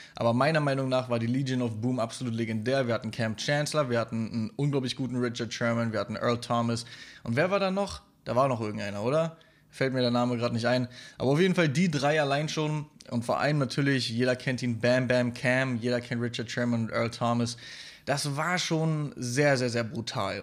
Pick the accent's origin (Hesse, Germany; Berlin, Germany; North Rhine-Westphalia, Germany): Berlin, Germany; als Stadtkind, wie ich, ich komme ja aus Berlin